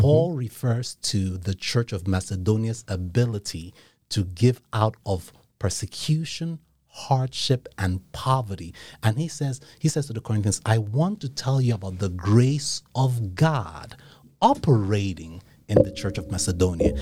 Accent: Nigeria; moved away; I grew up in Nigeria

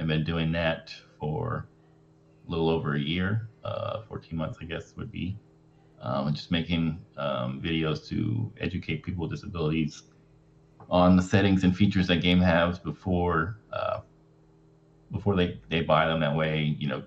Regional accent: Houston, Texas, United States; And then I went to college about an hour away from my hometown by myself. And then I moved back home in Houston

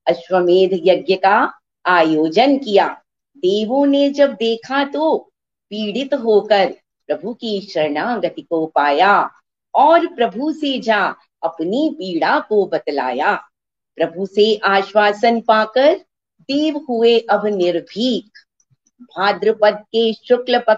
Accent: Delhi, India; दिल्ली से हूँ

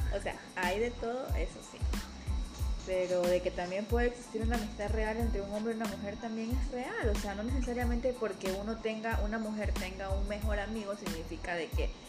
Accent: Guayaquil, Guayas, Ecuador; Somos guayacos

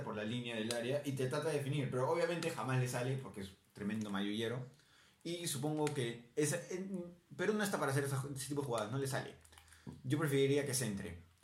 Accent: Peru; nosotros somos peruanos, tenemos que pelear a Perú

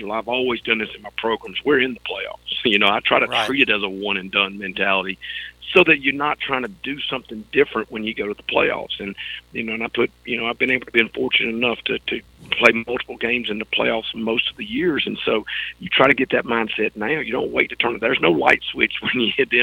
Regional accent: Elberton, Georgia, United States; I'm from Elberton and had an opportunity to come back here and coach

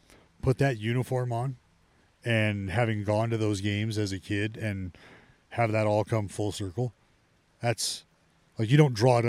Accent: Stockton, California, United States; I'm from Stockton

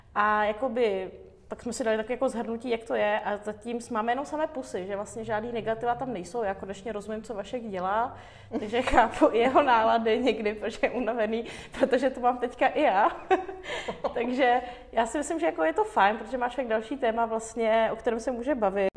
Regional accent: Frýdek-Místek, Moravian-Silesian Region, Czechia; also born or lived in Yerevan, Armenia / Moscow, Russia; pak jsme se ostěhovali do Frýdku místku eh, za mojí tetou

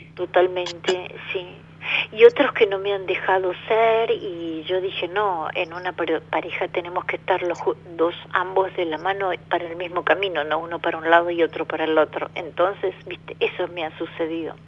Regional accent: Buenos Aires, Argentina; yo soy de Capital Federal, de Capital Federal

